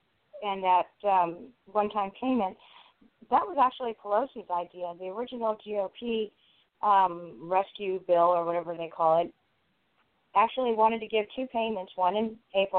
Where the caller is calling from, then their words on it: Southern California, United States; I'm calling from Southern California.